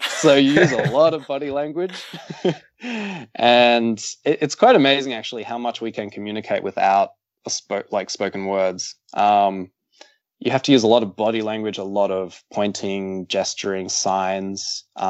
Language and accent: English; Brisbane, Queensland, Australia